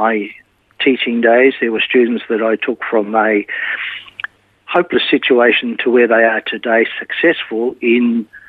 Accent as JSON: {"language": "English", "town": "Melbourne", "region": "Victoria", "country": "Australia", "tie": "born or raised there", "said": "I was born in Melbourne, in a little town called Heidelberg"}